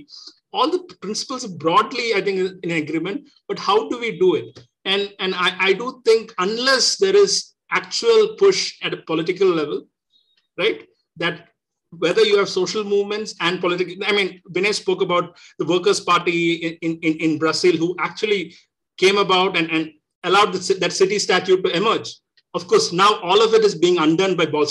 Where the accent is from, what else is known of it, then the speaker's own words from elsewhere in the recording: Kerala, India; I'm originally from Kerala